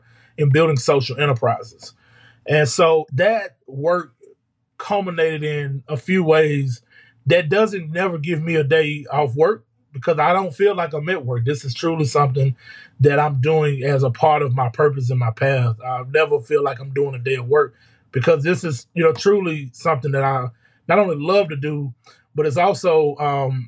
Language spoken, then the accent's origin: English; Arkansas, United States; my hometown